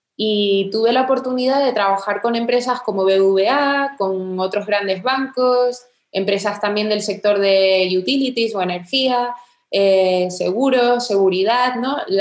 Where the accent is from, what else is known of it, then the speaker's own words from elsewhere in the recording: Tenerife, Canary Islands, Spain; moved away as an adult; also born or lived in England; soy de Tenerife